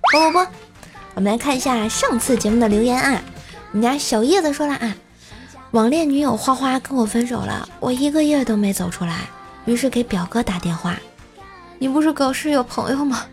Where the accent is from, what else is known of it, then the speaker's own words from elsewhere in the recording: Tianjin, China; 在我们天津这边